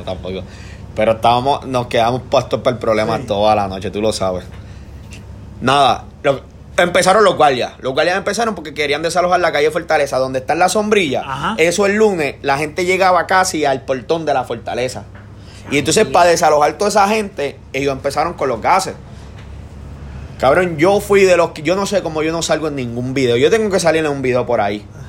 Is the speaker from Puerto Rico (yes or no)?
yes; Trujillo Alto, Puerto Rico; yo soy de Trujillo